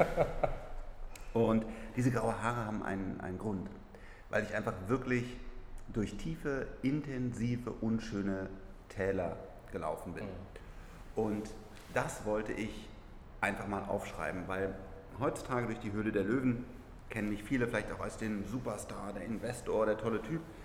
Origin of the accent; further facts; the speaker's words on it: Germany; wir müssen als Deutsche